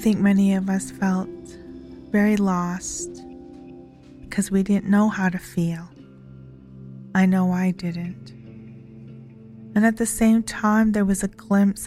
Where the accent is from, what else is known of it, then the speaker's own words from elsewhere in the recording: Kainai Nation, Alberta, Canada; I am from Ghana, First Nation, Alberta